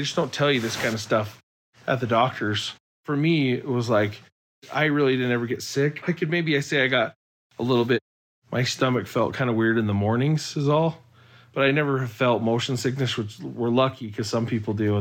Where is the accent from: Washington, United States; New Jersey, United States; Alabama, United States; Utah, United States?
Utah, United States; We're from Utah